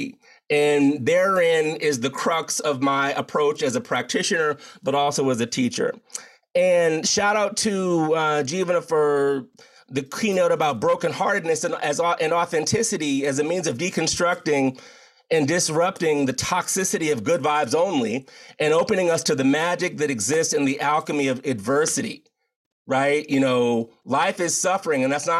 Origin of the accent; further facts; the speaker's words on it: United States; as a Black man in the United States of America